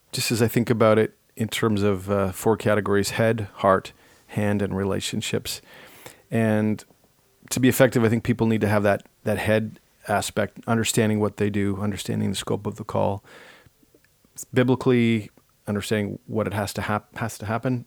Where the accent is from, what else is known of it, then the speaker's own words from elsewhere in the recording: Ottawa, Ontario, Canada; growing up in Ottawa